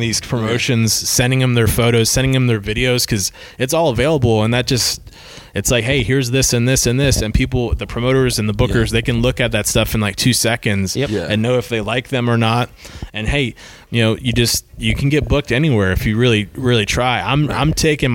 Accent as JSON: {"language": "English", "area": "Polk County", "region": "Florida", "country": "United States", "tie": "born or raised there", "said": "I'm from Polk County, not originally, but I've lived here since I was 8 years old"}